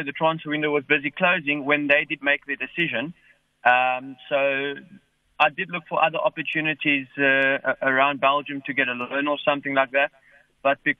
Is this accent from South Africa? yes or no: yes; Cape Town, Western Cape, South Africa; moved away; I was born here from Cape Town, so my family's here